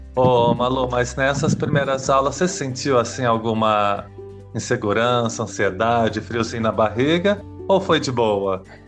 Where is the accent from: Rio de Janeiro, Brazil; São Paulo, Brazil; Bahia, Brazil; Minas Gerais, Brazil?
São Paulo, Brazil; São José do Rio Preto; accent: caipira; onde eu nasci, São José do Rio Preto